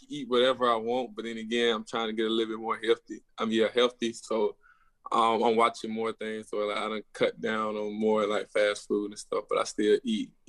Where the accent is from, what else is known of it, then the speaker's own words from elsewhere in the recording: Georgia, United States; Yeah, I'm 45 minutes from Atlanta.